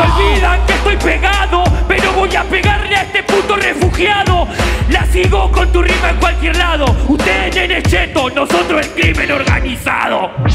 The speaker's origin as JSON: {"language": "Spanish", "country": "Argentina", "said": "yo soy argentino"}